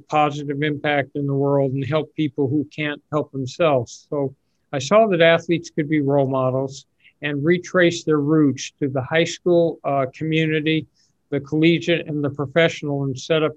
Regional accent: Los Angeles, California, United States; I grew up in Los Angeles, went to UCLA for a year, then to Berkeley in the crazy days of the 1960s

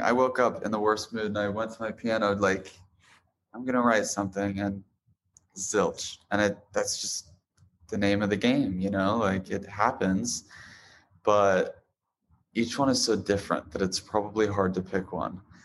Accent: Boise, Idaho, United States; now in Los Angeles, United States; I was born in Boise, Idaho

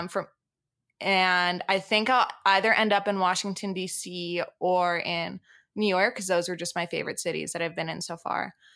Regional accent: France; moved away; also born or lived in Boston / Colorado Springs; I have dual, dual citizenship, so I'm originally from France.

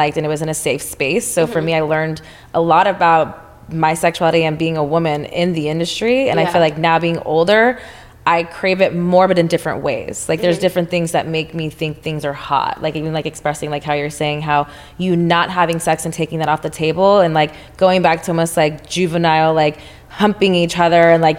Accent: Texas, United States; now in Los Angeles, United States; I'm from Texas

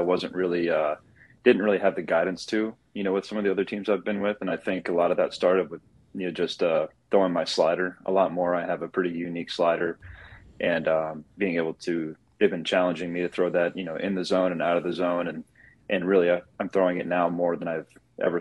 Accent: small town outside of Raleigh, North Carolina, United States; moved away as an adult; also born or lived in Maryland; now in Los Angeles, United States; I'm from the East Coast, you know, small town outside of Raleigh, North Carolina

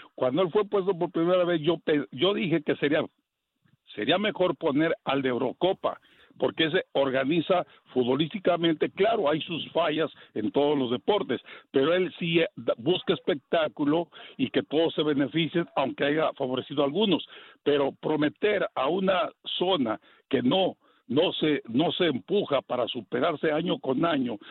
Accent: Mexico; yo soy de México

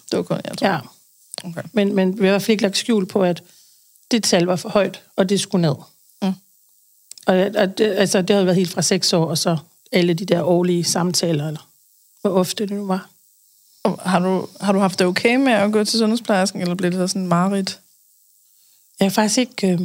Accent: Aarhus, Central Denmark Region, Denmark; moved away as an adult; also born or lived in Aalborg; now in Odder, Denmark; Aarhus mm. oprindeligt. Jeg øh, har boet der det meste af mit liv. Så har jeg lige været oppe og runde Aalborg og bor i Odder nu.

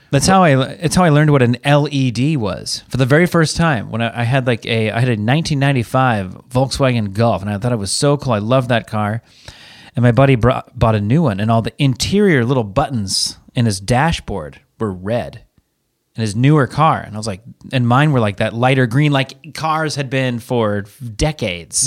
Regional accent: Seattle, Washington, United States; moved away; I'm from Seattle. It rains there

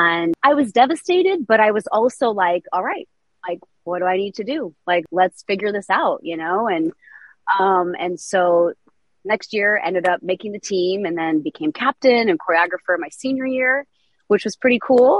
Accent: Des Moines, Iowa, United States; I was raised in Des Moines, Iowa, single mom

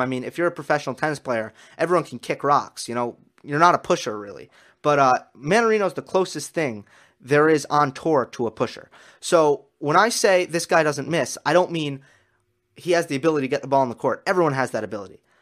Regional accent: United States; as an American

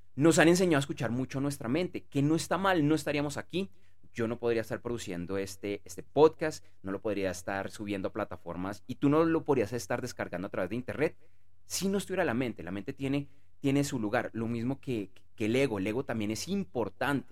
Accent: Bogotá, Colombia; yo soy de Bogotá, Colombia

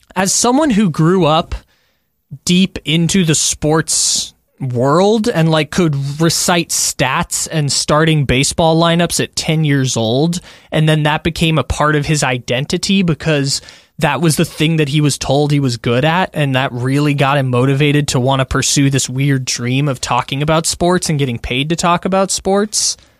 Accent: San Diego, California, United States; moved away; I'm born and raised in San Diego. I don't live in San Diego anymore

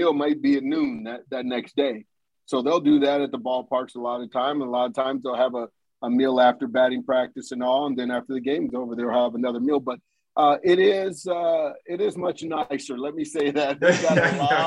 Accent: Southern California, United States; also born or lived in Los Angeles, California / Oxnard, California; I moved from South Central LA to Oxnard, California

